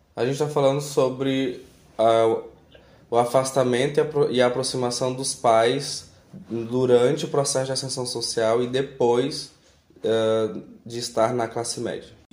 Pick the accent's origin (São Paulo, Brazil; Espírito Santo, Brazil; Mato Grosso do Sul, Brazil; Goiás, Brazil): Goiás, Brazil; Mineiros; eu sou de Mineiros, nasci lá.